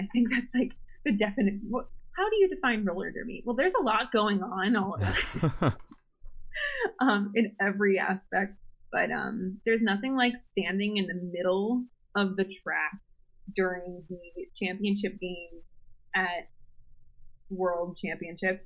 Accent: Philadelphia, Pennsylvania, United States; moved away; I'm originally from Philly

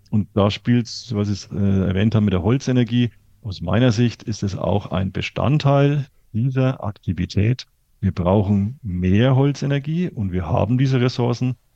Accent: Bavaria, Germany; ich komme aus Franken, da gibt es eine sehr schöne Forstwirtschaft, die momentan im Klimawandel massiv leidet.

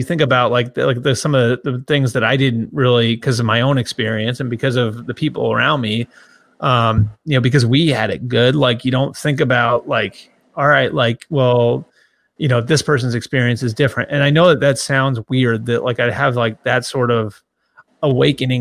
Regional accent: Boston, Massachusetts, United States; I grew up in Boston

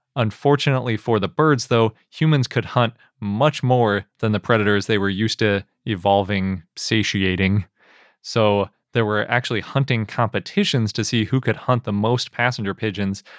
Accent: Wisconsin, United States; When I grew up in Wisconsin, yeah, I lived through at least one of these cicada events

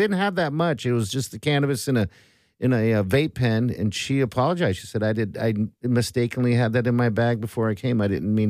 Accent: Omaha, Nebraska, United States; I'm from Omaha.

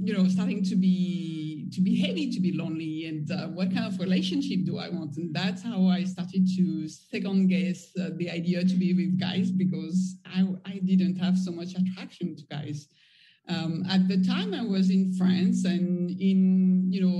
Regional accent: Nairobi, Kenya; moved away as an adult; also born or lived in United States; I grew up in Kenya and in Nairobi, as I mentioned earlier, and it's not a very open society

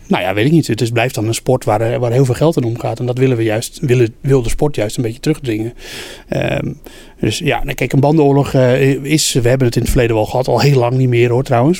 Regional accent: Netherlands; wij zijn Nederlanders

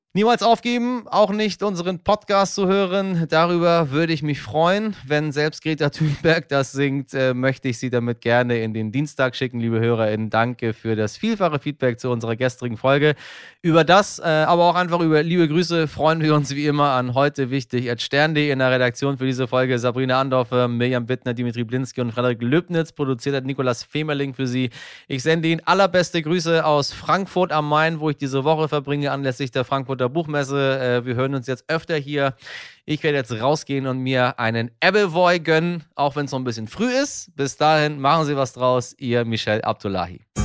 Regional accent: Iran; now in Germany; mir als Iraner

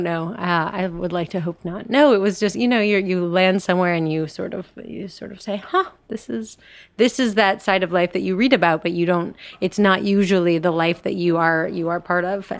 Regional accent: Colorado, United States; I'm from Colorado

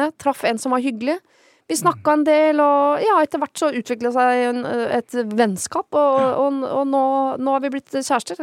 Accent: Oslo, Norway; Jeg er jo født i Oslo sentrum. Ja. ja jeg ble født i Trollhald Meyers gate og har bodd eh, meget sentrumsnært eh, store deler av mitt liv

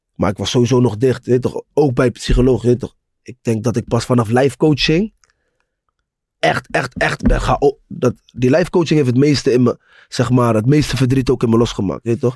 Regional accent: Rotterdam, South Holland, Netherlands; Ik kom uit Rotterdam-West, Mauritsstraat. Broer, ik, ik woonde naast Pauluskerk

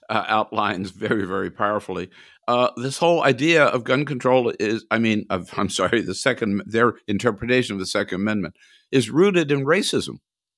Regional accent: California, United States; So is there, by the way, just as a tangent, as a Californian, I want to point out, Ronald Reagan also signed the biggest tax bill

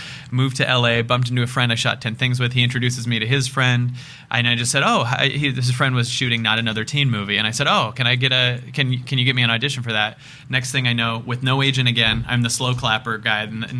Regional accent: Seattle, Washington, United States; This was in Seattle.

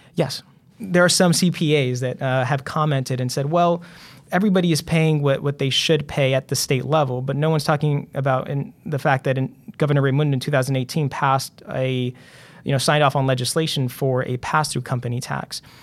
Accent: Central Falls, Rhode Island, United States; growing up in Central Falls

